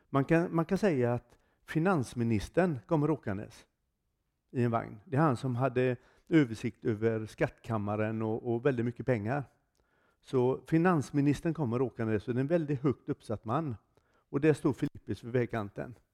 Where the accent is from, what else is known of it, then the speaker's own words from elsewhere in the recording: Froland, Agder, Norway; Jag är från Froland. Inte från Tromsö.